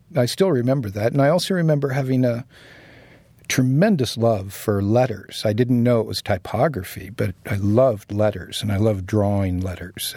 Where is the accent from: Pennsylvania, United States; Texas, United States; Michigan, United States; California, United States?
California, United States; San Diego; moved away as an adult; also born or lived in San Francisco; now in New York, United States; I grew up in San Diego